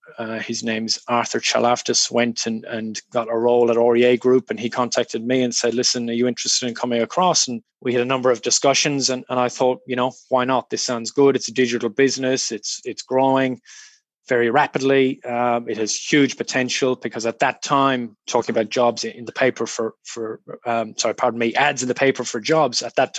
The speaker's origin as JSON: {"language": "English", "country": "Ireland", "tie": "born or raised there", "also_born_or_lived": "United Kingdom", "moved": "yes", "lives_now": "Australia", "said": "I'm Irish. I grew up in a small country town in rural Ireland. My dad was a GP."}